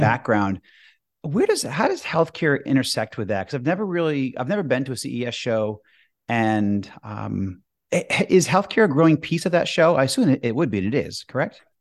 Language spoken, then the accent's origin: English; Boston, Massachusetts, United States; moved away; also born or lived in Washington, D.C.; I'm from Boston originally, or outside of Boston